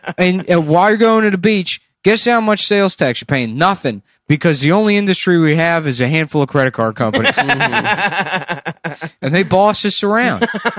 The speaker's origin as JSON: {"language": "English", "town": "Boston", "region": "Massachusetts", "country": "United States", "said": "It's because I'm a Boston guy that I'm doing it."}